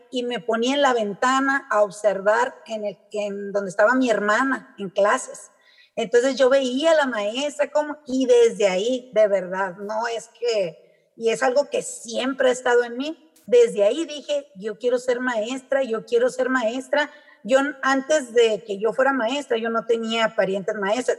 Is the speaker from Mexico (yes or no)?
yes; Hermosillo, Sonora, Mexico; moved away as an adult; also born or lived in Ciudad Obregón, Sonora; now in Santa Ana, Mexico; luego por trabajo de mi papá nos venimos a Hermosillo, y ya en Hermosillo hice la mayoría de mi, de mi carrera como estudiante